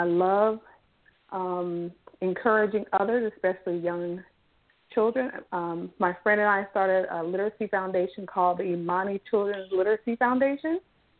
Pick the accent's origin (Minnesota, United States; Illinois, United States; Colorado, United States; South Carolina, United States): South Carolina, United States; now in Charlotte, United States; I am from South Carolina, currently live in Charlotte, North Carolina.